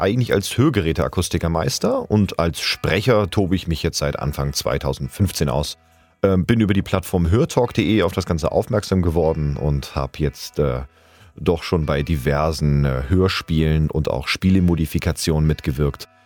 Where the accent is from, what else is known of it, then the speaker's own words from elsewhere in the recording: Hamburg, Germany; now in Bühl, Germany; ich bin 85er Jahrgang und gebürtiger Hamburger lebe aber zurzeit im wunderschönen Bühl im Badener Land